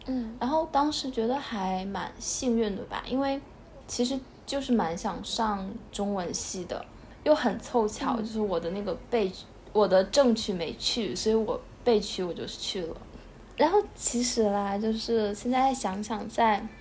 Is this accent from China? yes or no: yes; China; also born or lived in Taipei; 按照我大陆人的想法的话